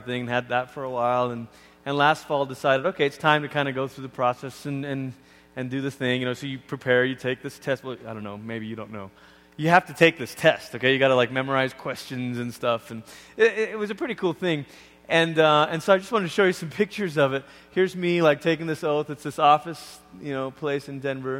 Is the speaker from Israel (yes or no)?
no; Malaysia; also born or lived in Oregon, United States; now in United States; even as a kid growing up in Malaysia